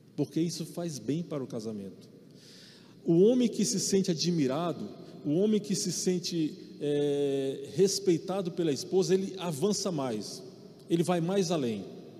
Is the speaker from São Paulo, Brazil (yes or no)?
no; Maranhão, Brazil; eu sou nordestino, sou do Maranhão